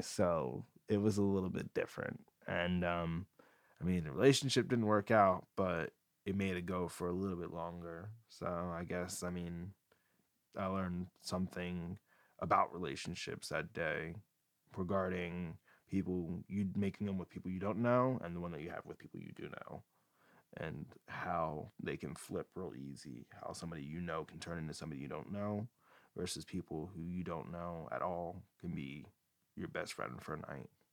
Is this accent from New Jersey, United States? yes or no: yes; New Jersey, United States; now in San Diego, United States; I'm from New Jersey